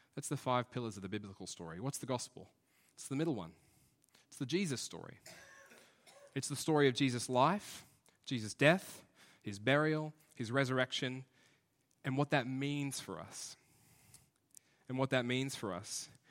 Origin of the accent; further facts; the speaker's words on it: Brisbane, Queensland, Australia; we're from Brisbane